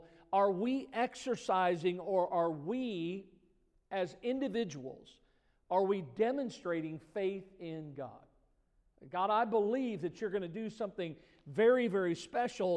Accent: Missouri, United States; I grew up in Missouri, you know, and Missouri is the show me state.

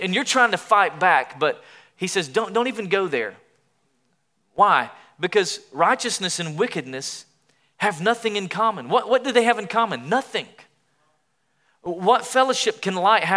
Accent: East Tennessee, United States; I grew up in Tennessee in the Southeast.

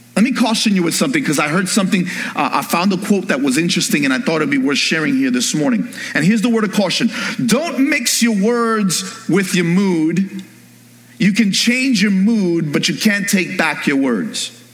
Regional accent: New York, United States; I'm from New York.

